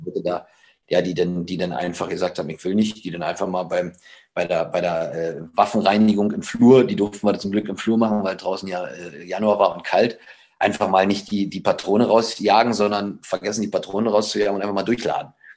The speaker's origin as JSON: {"language": "German", "town": "Frankfurt", "region": "Brandenburg", "country": "Germany", "tie": "born or raised there", "also_born_or_lived": "Eberswalde / Berlin / Leverkusen", "moved": "as an adult", "said": "meine Freunde, meine Jugend, meine Heimat, äh, Frankfurt-Oder, Eberswalde, also alles, was so im Umkreis war"}